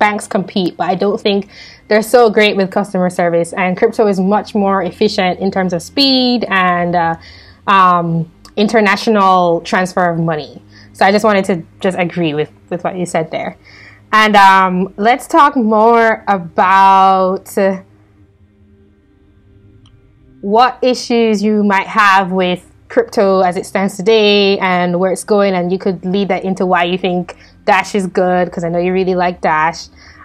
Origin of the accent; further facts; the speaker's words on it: Jamaica; moved away as an adult; now in United States; my experience growing up in Jamaica